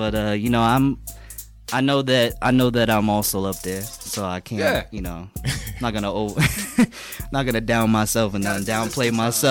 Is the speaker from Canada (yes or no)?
no; Boston, Massachusetts, United States; I grew up in Brighton, and then I moved to Jamaica Plain. So I was living in Forest Hills area.